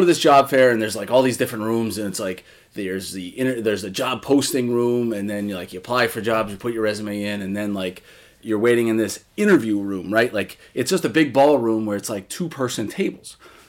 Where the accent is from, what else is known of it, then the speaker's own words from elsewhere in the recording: Massachusetts, United States; So I was from Massachusetts and learned that she was from Connecticut.